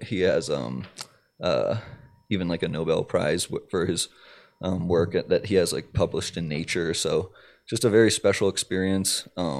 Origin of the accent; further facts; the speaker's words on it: Maryland, United States; Like I'm from Maryland